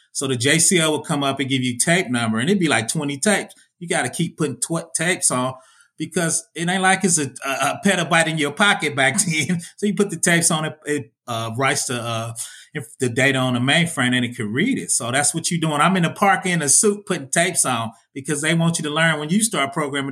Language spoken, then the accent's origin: English; Indianapolis, Indiana, United States; I'm from Indiana, Indiana, Indianapolis, man. I'm from the Midwest.